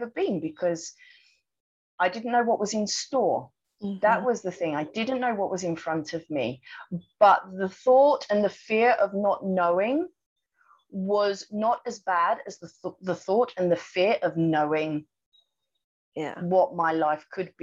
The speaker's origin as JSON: {"language": "English", "country": "United Kingdom", "moved": "as an adult", "lives_now": "Thailand", "said": "my home country, which was the UK."}